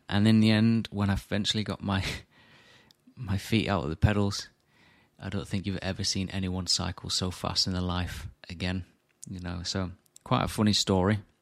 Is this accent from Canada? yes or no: no; Morley, Yorkshire and the Humber, United Kingdom; my hometown in Morley